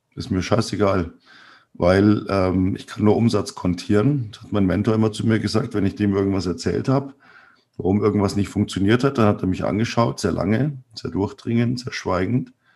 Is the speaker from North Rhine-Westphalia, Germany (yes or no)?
no; Bavaria, Germany; bei uns in Bayern